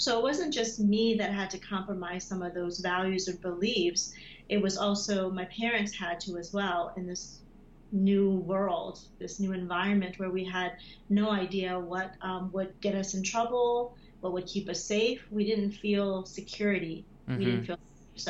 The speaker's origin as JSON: {"language": "English", "country": "United States", "tie": "born or raised there", "said": "When I first arrived to the U.S., I was a child. I was so young. But growing up in America"}